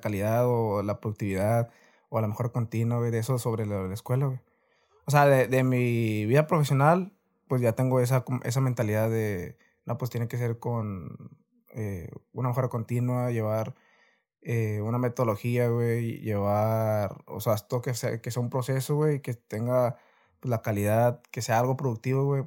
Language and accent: Spanish; Reynosa, Tamaulipas, Mexico; soy de aquí de Reynosa, Tamaulipas